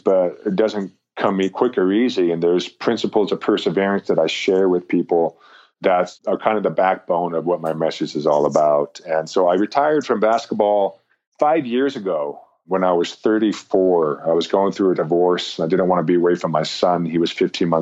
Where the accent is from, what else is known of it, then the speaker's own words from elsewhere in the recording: Intermountain West, United States; you and I were raised in Rocky Mountain, Intermountain West American cultures and values